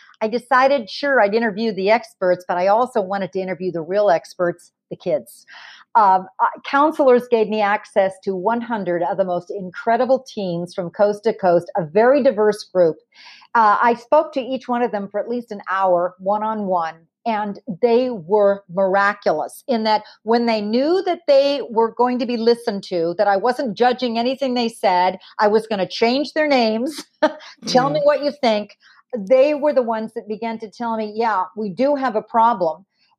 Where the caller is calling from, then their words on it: California, United States; I'm calling in from California.